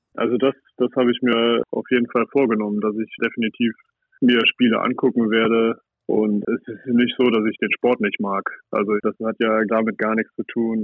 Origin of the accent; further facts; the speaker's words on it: Saarland, Germany; ich komme aus Salui, aus dem Saarland und ich habe da das Handballspielen gelernt